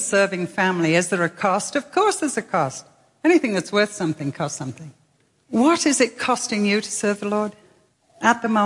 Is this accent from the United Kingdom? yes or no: yes; England, United Kingdom; also born or lived in Manchester; as an English lady whose home is a castle